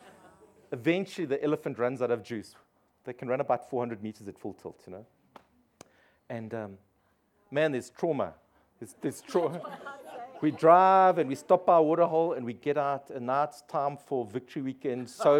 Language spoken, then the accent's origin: English; London, United Kingdom; because I'm from the East End, I know how to drive, you know.